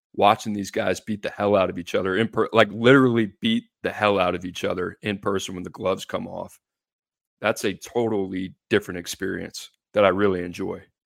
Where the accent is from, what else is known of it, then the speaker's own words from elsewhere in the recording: New Orleans, Louisiana, United States; now in Nashville, United States; growing up in New Orleans